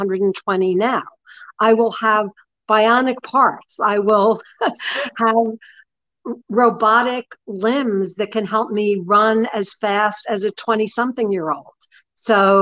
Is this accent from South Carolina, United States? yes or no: no; New York, United States; I'm 65 years old and I'm from New York